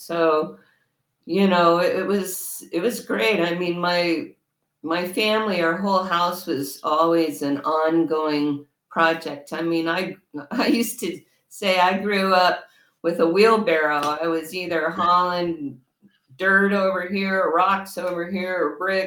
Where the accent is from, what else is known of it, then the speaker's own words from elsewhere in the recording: El Paso, Texas, United States; when I was growing up in El Paso, Texas